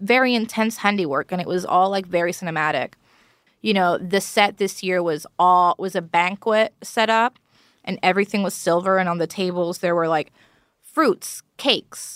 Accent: Puerto Rico; first language Spanish; English is a second language; moved away; My first language is Spanish because I was born and raised in Puerto Rico.

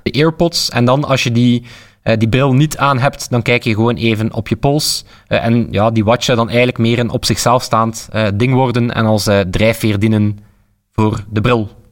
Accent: Flanders, Belgium; we als Vlaming

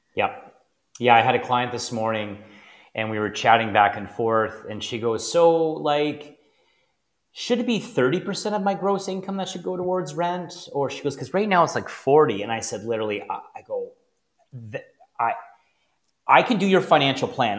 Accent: Niagara, Ontario, Canada; born or raised there

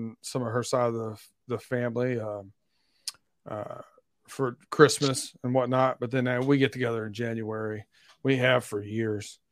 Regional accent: Lima, Ohio, United States; I grew up, you know, we grew up in Lima, Ohio.

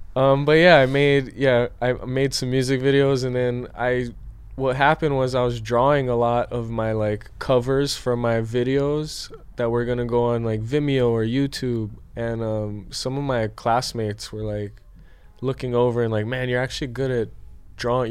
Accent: Hilo, Hawaii, United States; I'm from Hawaii. Right. I grew up in in Hilo, so I grew up surfing

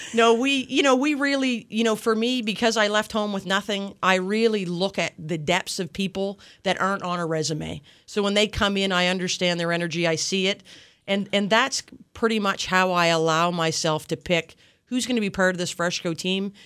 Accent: Yarmouth, Nova Scotia, Canada; I grew up in Yarmouth, um, a long time ago

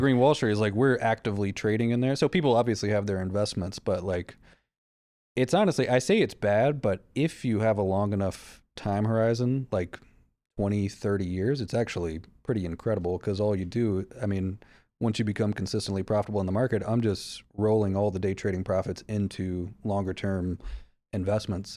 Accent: the South, United States; I'm from the South.

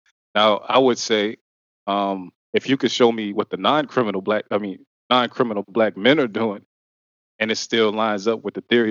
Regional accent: Ohio, United States; I'm from Ohio

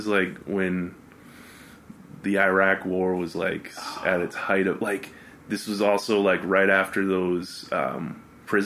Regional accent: Oakland, California, United States; where are you from? And I was like, Oakland.

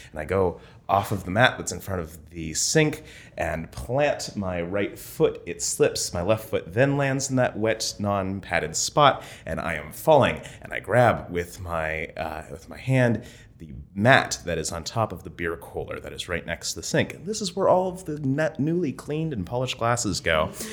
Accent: Vienna, Ohio, United States; moved away as an adult; also born or lived in Columbus, Ohio; I came to Ohio State from Vienna, Ohio. It's a rural, Rust Belt town.

